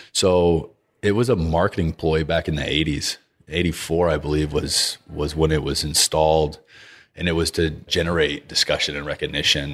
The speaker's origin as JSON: {"language": "English", "region": "Texas", "country": "United States", "said": "being a Texan"}